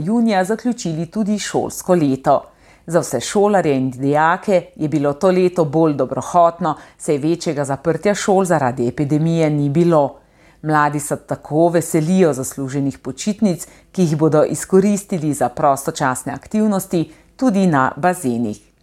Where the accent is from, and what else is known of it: Slovenia